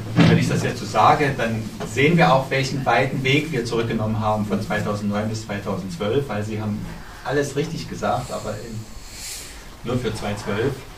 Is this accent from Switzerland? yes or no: no; Dresden, Saxony, Germany; Ich bin Dresdner Bürger